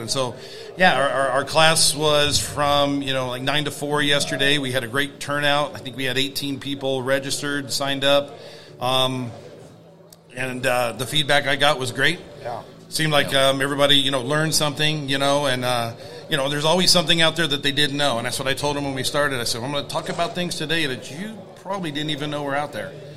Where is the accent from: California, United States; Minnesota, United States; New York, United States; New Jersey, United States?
California, United States; Sacramento; I'm from Sacramento, California